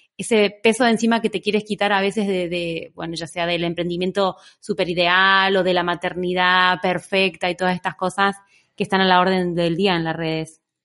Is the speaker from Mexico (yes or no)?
no; Argentina; moved away as an adult; now in Barcelona, Spain; soy una argentina que lleva en Barcelona ya 14 años